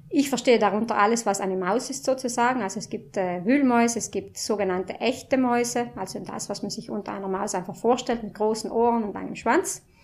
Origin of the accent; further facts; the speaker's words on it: Marling, Trentino-Alto Adige, Italy; ich komme aus Marling.